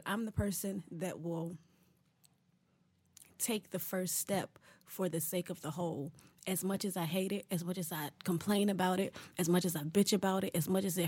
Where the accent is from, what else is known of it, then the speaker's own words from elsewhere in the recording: Winston-Salem, North Carolina, United States; I grew up down the street from the factory where they made all the dough